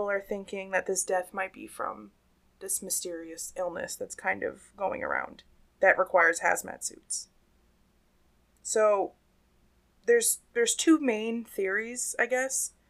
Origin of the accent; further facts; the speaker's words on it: Pennsylvania, United States; I'm from Pennsylvania, I was raised pronouncing everything Appalachian and Appalachia.